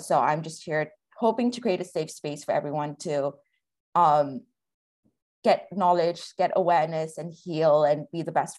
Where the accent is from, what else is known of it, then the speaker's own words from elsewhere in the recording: Kerala, India; also born or lived in Africa; I'm South Asian from Kerala, but I grew up in Africa and I relate a lot to being a third culture kid.